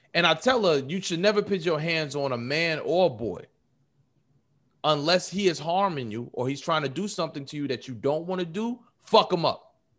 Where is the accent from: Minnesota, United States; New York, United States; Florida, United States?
New York, United States; I'm from New York